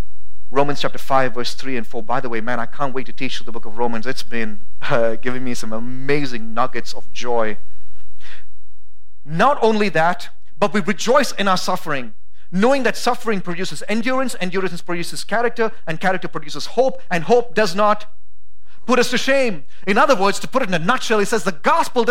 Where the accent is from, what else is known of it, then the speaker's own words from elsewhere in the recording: India; also born or lived in United States; now in Boise, United States; I'm an American citizen, but whenever it's necessary, I have to say I'm an Indian too